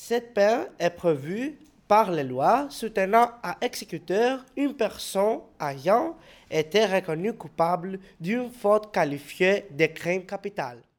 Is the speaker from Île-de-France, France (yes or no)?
no; Tourcoing, Hauts-de-France, France; on est français. On est des collégiens et des lycéens euh, de la ville de Tourcoing.